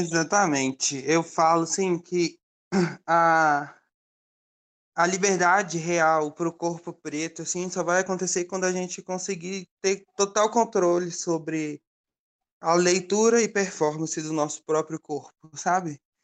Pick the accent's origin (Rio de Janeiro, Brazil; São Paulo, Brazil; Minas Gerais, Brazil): Minas Gerais, Brazil; Belo Horizonte; eu moro em Belo Horizonte, então eu sou uma bicha preta mineira, e aí eu vivi a minha vida toda